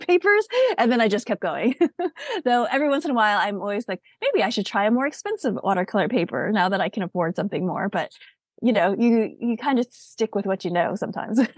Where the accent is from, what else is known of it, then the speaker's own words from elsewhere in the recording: United States; I'm an American-born Asian